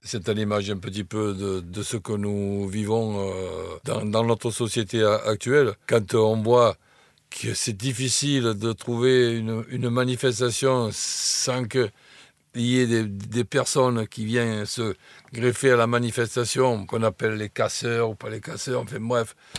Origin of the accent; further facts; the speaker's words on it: Marseille, Provence-Alpes-Côte d'Azur, France; accent: Marseille; quand j'étais à l'école communale tout, tout, petit. Ben, il y avait deux, deux, Parisiens qui étaient venus habiter Marseille. Ben, on, on se foutait de leur accent et on se moquait, et, eux, ils se moquaient de notre accent aussi